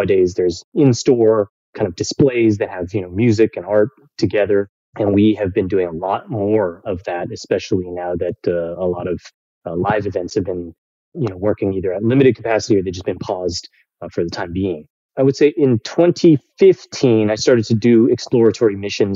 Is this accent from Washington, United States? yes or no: no; Bay Area, California, United States; moved away as an adult; also born or lived in New York City; I was born in the Bay Area, California.